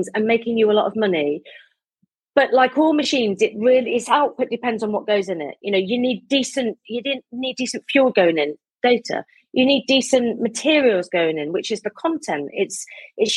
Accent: Midlands, United Kingdom; also born or lived in South London; now in London, United Kingdom; I'm from the Midlands originally. I live in South London

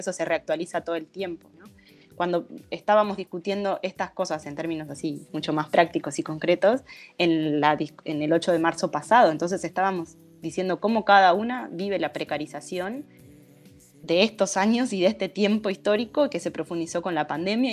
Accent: Durazno, Uruguay; Yo soy de Durazno

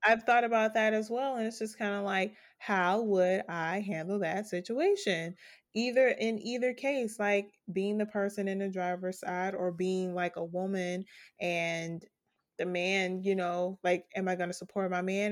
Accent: United States; as an American

